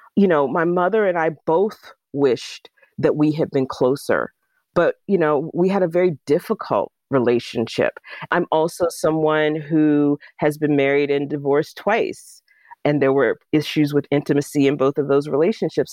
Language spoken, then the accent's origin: English; Jacksonville, Florida, United States; moved away as an adult; now in Pittsburgh, United States; my hometown in Jacksonville, Florida